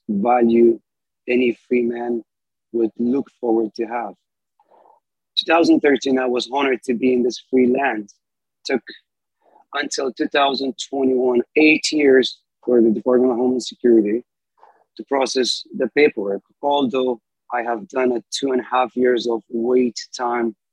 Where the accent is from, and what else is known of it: Afghanistan; moved away as an adult; now in United States